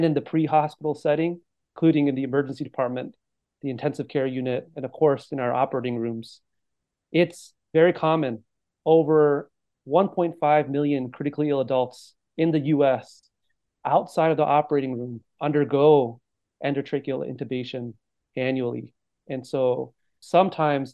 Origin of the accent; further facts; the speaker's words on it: Monterey County, California, United States; moved away as an adult; now in San Francisco, United States; I'm originally from the Monterey County in California, born and raised